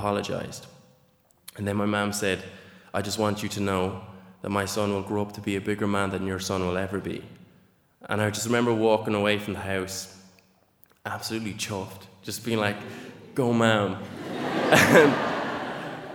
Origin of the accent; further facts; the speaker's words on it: Nenagh, Munster, Ireland; I grew up in Nina.